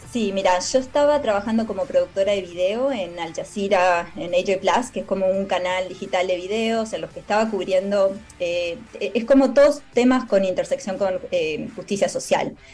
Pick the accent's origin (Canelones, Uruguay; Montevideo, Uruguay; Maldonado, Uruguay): Maldonado, Uruguay; moved away as an adult; also born or lived in San Carlos, Uruguay; now in United States; soy uruguaya, nací en San Carlos